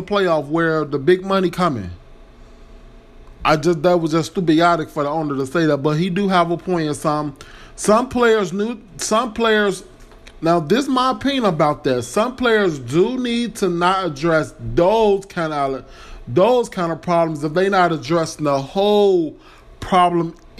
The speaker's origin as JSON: {"language": "English", "town": "Chicago", "region": "Illinois", "country": "United States", "said": "I'm from Chicago."}